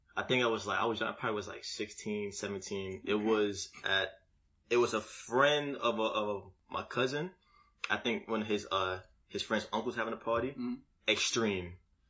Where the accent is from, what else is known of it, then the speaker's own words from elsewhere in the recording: Alabama, United States; also born or lived in Brooklyn; I'm from Alabama.